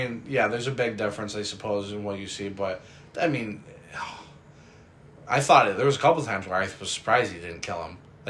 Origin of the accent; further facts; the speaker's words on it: New York, United States; if for anybody who doesn't know, we're from New York. Not city, but from New York State.